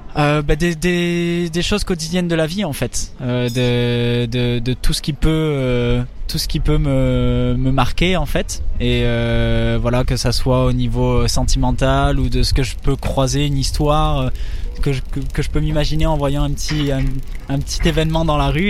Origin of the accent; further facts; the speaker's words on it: Sainte-Marie-de-Gosse, Nouvelle-Aquitaine, France; first language French; moved away as an adult; also born or lived in Pau; now in Paris, France; j'ai grandi à côté de Bayonne, euh, dans un petit village qui s'appelle Sainte-Marie-de-Gosse, et euh, c'est, dans les Landes